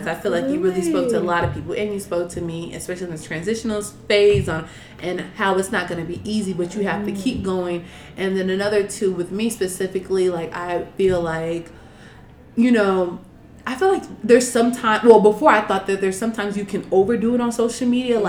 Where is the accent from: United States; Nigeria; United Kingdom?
Nigeria; Because my mom, well, I'm from Nigeria. My parents were born there.